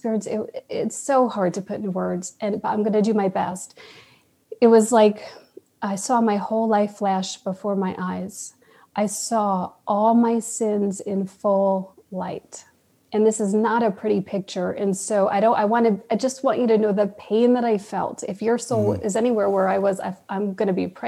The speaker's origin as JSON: {"language": "English", "region": "New York", "country": "United States", "also_born_or_lived": "California", "moved": "yes", "lives_now": "Austin, United States", "said": "I'm from New York"}